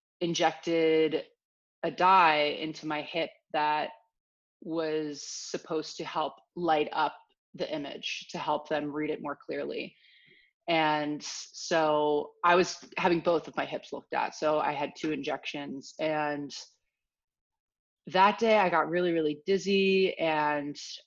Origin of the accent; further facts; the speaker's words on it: outside Philadelphia, Pennsylvania, United States; moved away as an adult; now in Los Angeles, United States; I grew up outside Philadelphia, kind of a nice little pocket about an hour outside the city